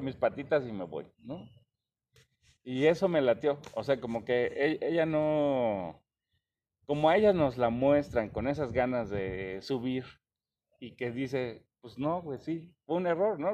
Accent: Mexico; nosotros como mexicanos

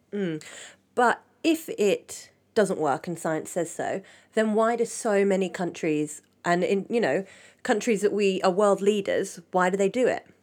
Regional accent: England, United Kingdom; I'm British, I'm, I'm from England

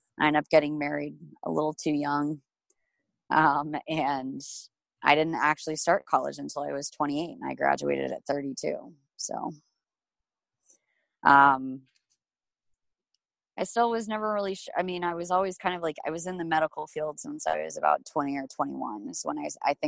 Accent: Omaha, Nebraska, United States; I grew up in Omaha, Nebraska.

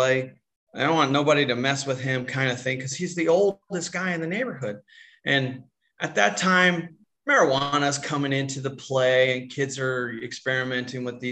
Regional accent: Tucson, Arizona, United States; moved away as an adult; I grew up in Tucson, Arizona.

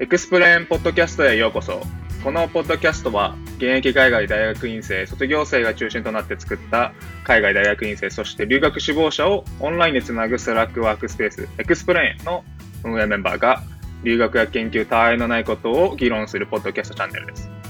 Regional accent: Okinawa, Japan; moved away as an adult; also born or lived in Tokyo / Boston; now in Baltimore, United States; 僕自身も、高校までは、あの、まあ、沖縄で、地方で

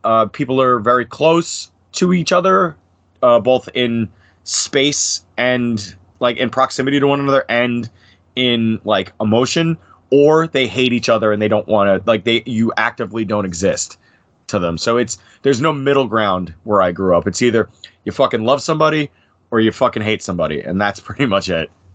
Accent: Bergen County, New Jersey, United States; I was born and was and raised in Bergen County, New Jersey

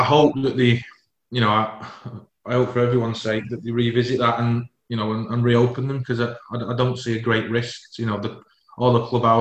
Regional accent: Warrington, North West England, United Kingdom; I was born and raised in Warrington, which is a massive rugby league town

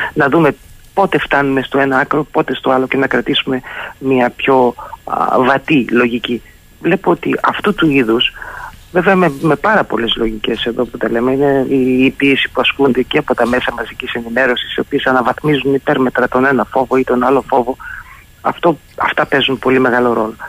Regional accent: Thessaloniki, Central Macedonia, Greece; Θεσσαλονίκη η πατρίδα μου

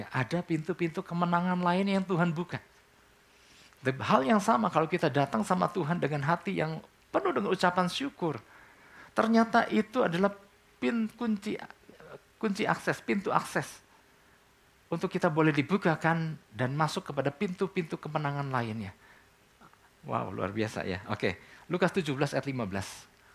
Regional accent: Indonesia; Buat kita orang Indonesia, buat kita orang Timur kan.

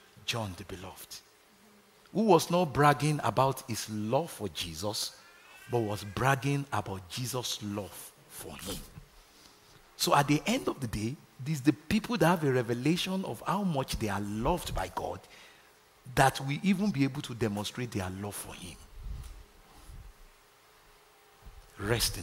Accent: Nigeria; moved away; growing up in Nigeria

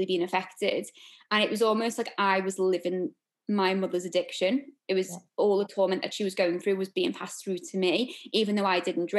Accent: Liverpool, North West England, United Kingdom; I'm from Liverpool

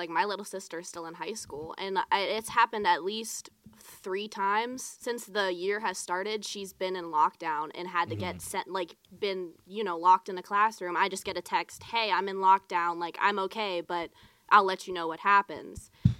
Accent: Mount Pleasant, Pennsylvania, United States; Like, yeah, by Greensburg.

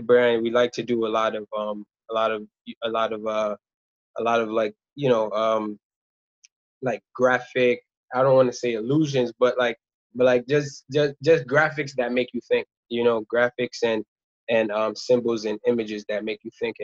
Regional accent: New York City, New York, United States; born or raised there; also born or lived in Rwanda

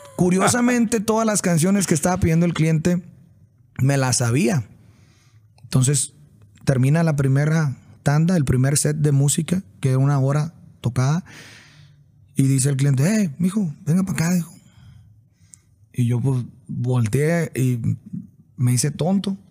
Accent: Sinaloa, Mexico; moved away; pues es mi raíz, soy de Sinaloa y a unas cuadras de la casa

